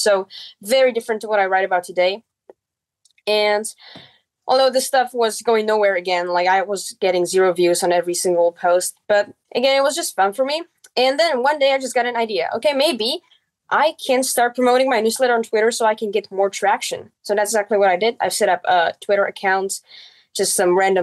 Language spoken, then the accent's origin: English; Czechia; first language Czech; English is a second language; I set up a blog in my mother tongue, which is Czech.